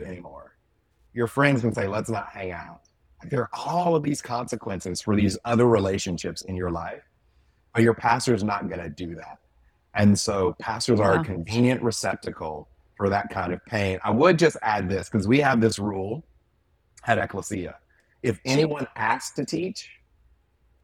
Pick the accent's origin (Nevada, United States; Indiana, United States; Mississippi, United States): Mississippi, United States; grew up in Southern Mississippi along the Gulf Coast